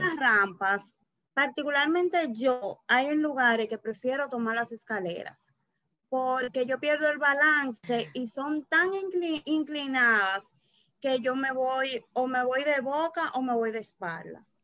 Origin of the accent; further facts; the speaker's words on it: Azua, Dominican Republic; yo nací en Asua